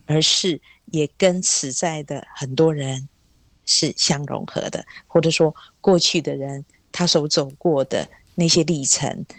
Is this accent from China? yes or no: no; Taiwan; first language Hakka; Chinese is a second language; 很小的时候以为世界所有的人都跟我讲的话是一样客家话